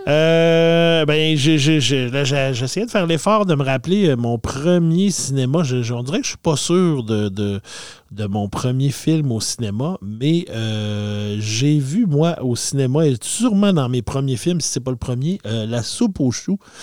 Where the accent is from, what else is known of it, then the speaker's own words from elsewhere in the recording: Saguenay, Quebec, Canada; dans mon coin de pays, moi je viens du Saguenay, on avait le cinéparc Chicoutimi